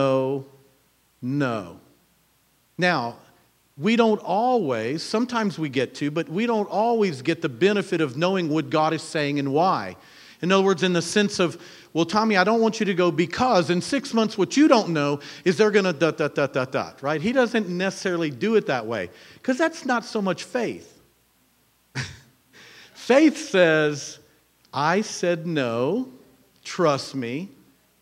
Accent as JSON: {"language": "English", "region": "Louisiana", "country": "United States", "said": "we're from Louisiana"}